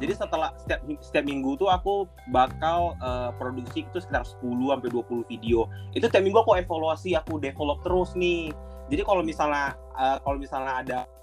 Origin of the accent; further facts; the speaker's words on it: Pekanbaru, Riau, Indonesia; moved away as an adult; now in Jakarta, Indonesia; aku kan sebenarnya domisilinya bukan di Jakarta kan. Di okay. Pekanbaru, uh, hmm. aku orang Sumatera, di Riau tepatnya